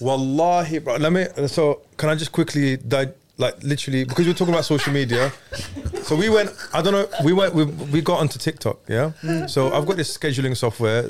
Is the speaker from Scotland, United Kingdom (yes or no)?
no; London, United Kingdom